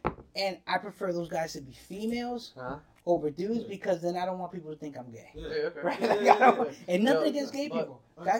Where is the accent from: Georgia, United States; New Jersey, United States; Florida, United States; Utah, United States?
New Jersey, United States; because I'm from Jersey.